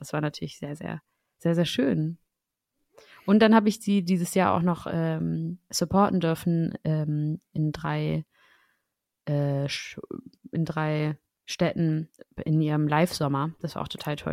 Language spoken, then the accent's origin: German; Schleswig-Holstein, Germany; now in Berlin, Germany; Und ich komme aus Schleswig-Holstein.